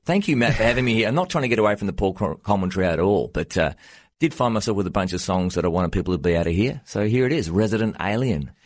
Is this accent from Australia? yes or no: yes; Australia; moved away as an adult; now in United States; I'm an Australian, but I've been living in the U S for the last ten years